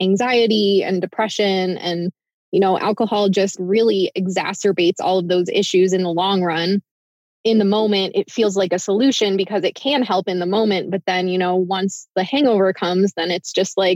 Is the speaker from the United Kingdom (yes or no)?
no; Midwest, United States; moved away; also born or lived in Iowa / Ohio; So I grew up in the Midwest, in Iowa and Ohio mostly